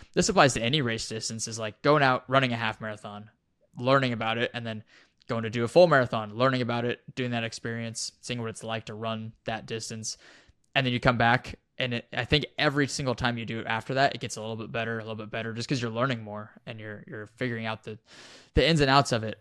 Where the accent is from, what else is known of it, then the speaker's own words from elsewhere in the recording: Wyoming, United States; moved away as an adult; I grew up in Wyoming at over a mile high. F, I was there for twenty years, the first twenty years of my life.